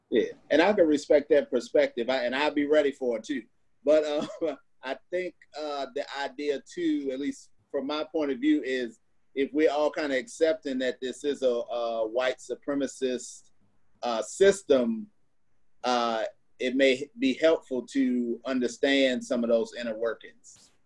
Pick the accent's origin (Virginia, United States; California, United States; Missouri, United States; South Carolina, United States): Missouri, United States; I grew up in Missouri